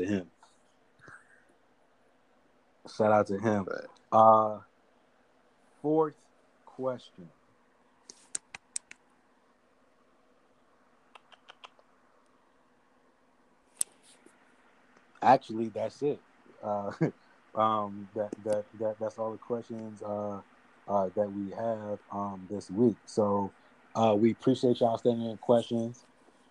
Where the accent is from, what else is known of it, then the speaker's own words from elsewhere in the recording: New York City, New York, United States; I was born in Queens